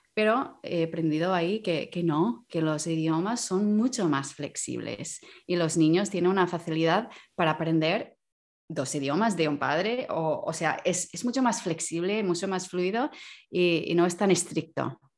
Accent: Canada; Spanish is a second language; moved away as an adult; now in Barcelona, Spain; soy de Canadá. Desde hace casi 12 años que, vivo en, España, en Barcelona.

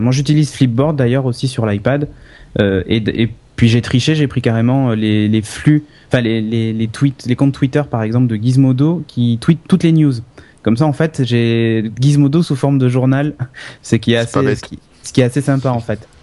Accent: France; je suis français

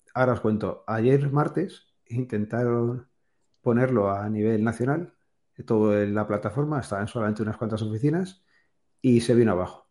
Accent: Spain; todos los españoles

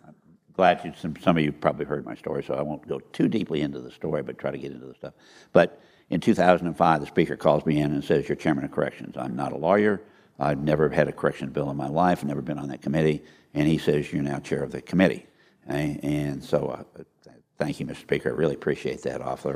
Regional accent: Iowa, United States; moved away; I was born and raised in Iowa.

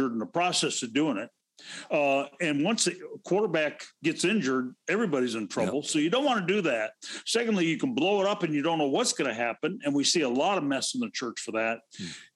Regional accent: Pacific Northwest, United States; I grew up in the Pacific Northwest

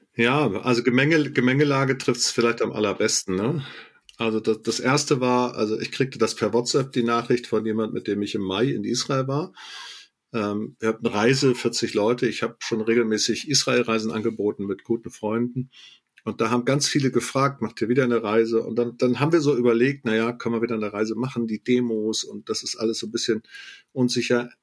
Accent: Germany; als Deutscher

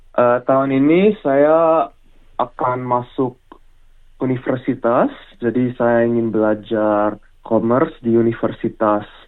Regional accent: Australia; saya lahir di Australia

